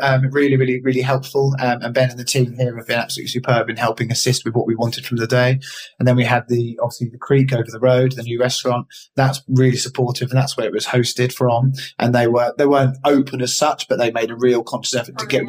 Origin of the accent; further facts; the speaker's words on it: Eastbourne, South East England, United Kingdom; I'm from Eastbourne